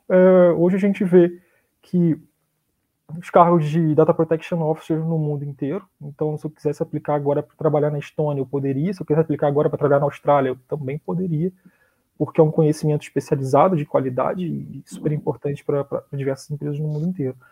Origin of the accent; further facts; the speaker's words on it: Brazil; moved away as an adult; also born or lived in Portugal; Eu já sou brasileiro